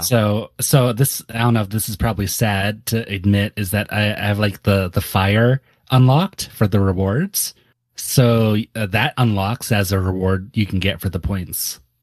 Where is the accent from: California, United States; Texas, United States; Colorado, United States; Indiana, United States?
California, United States; Santa Cruz; I grew up in Santa Cruz